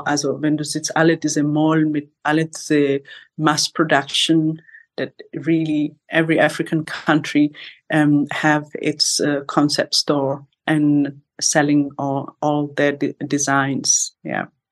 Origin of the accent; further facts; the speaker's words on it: Kenya; German is a second language; now in Berlin, Germany; ich bin von Kenia geboren in Kenia